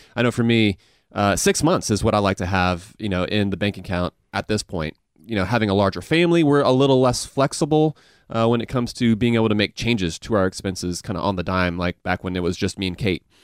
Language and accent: English; Augusta, Georgia, United States; accent: Southern mixed with Asian; I grew up in Augusta